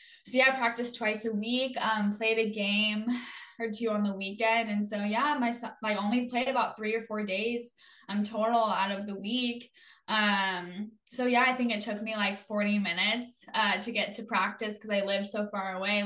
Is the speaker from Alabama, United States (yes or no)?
no; Leaburg, Oregon, United States; technically I grew up in Leeburg, Oregon. So that's 20 miles up the Mackenzie River